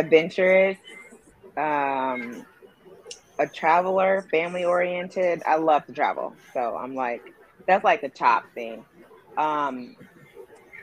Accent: Indiana, United States; moved away as an adult; now in Los Angeles, United States; I'm from Indiana.

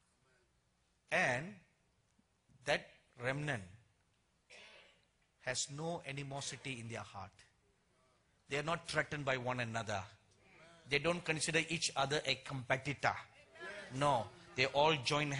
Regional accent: India; accent: Indian; my Indian accent

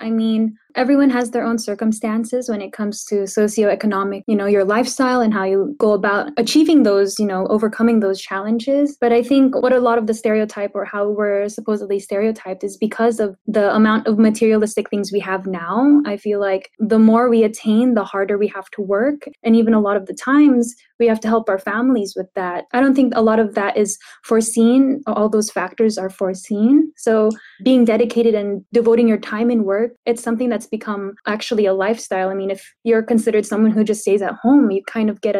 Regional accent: San Diego, California, United States; I grew up in San Diego, San Diego, California.

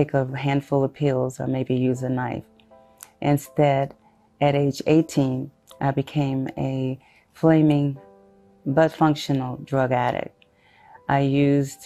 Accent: Shreveport, Louisiana, United States; also born or lived in Houston, Texas; I am originally from Houston, Texas, but was raised in Shreveport, Louisiana

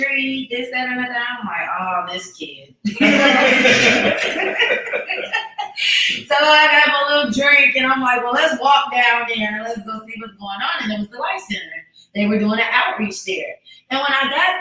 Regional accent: Chicago, Illinois, United States; growing up in Chicago, where I grew up at, it was secluded

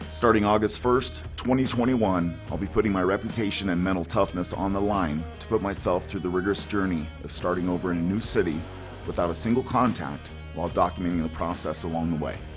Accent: Oakdale, California, United States; now in Colorado, United States; I live in Colorado, but I'm from California, a little tiny town in Central California that almost nobody's heard of. It's called Oakdale

